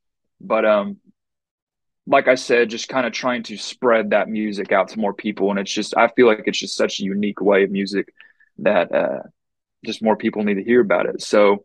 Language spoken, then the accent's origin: English; Bristow, Oklahoma, United States; growing up in Bristow, I live just 25 minutes north of Okemah